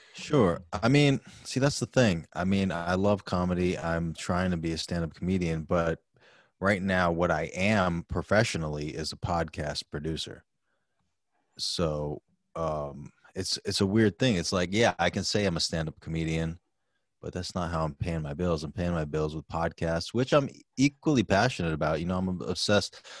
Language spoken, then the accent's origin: English; New York City, New York, United States; now in New Rochelle, United States; I was born in New York City